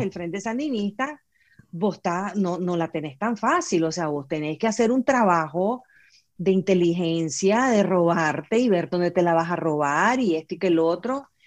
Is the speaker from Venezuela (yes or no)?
no; Nicaragua; somos resilientes los nicaragüenses